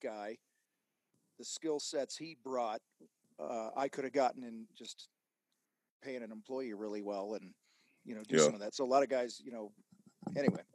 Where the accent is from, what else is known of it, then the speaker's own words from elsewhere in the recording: outside of Chicago, Illinois, United States; I grew up outside of Chicago